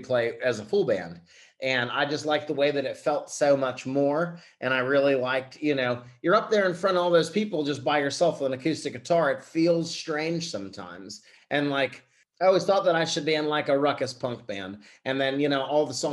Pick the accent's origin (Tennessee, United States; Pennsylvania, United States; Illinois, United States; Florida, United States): Pennsylvania, United States; Pittsburgh; I began playing shows out of my hometown of Pittsburgh, Pennsylvania